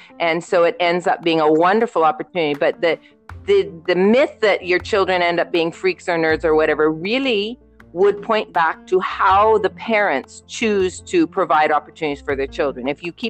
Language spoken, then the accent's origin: English; Canada; also born or lived in Trinidad and Tobago; as Nikki mentioned, I'm Canadian and Trinidadian. And so we were looking at options for our kids to either go to Trinidad or Canada.